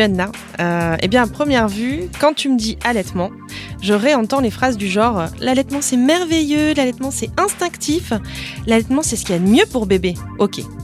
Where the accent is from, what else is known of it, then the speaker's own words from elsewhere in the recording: the North, Hauts-de-France, France; je viens du Nord